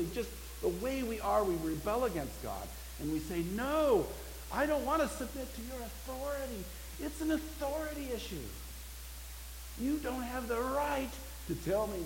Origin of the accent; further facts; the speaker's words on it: United States; I'm an American